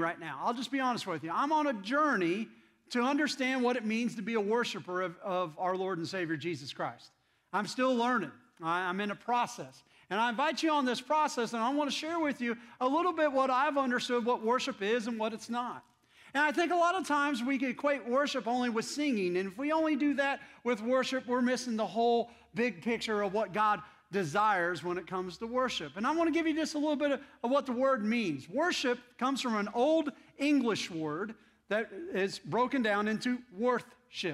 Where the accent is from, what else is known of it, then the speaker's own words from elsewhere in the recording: Indiana, United States; moved away; I'm from Indiana, and I love my Indiana Hoosiers basketball team.